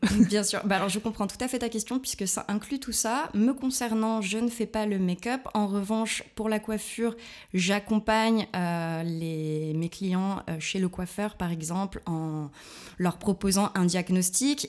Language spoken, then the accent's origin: French; Lyon, Auvergne-Rhône-Alpes, France; moved away as an adult; now in Berlin, Germany; je viens de Lyon, une vraie croix-roussienne